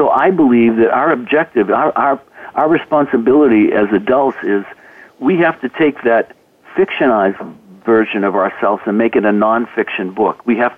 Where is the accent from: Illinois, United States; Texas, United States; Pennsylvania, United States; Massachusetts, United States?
Massachusetts, United States; Boston; You're from Idaho, I'm from Boston, that means we're this or that.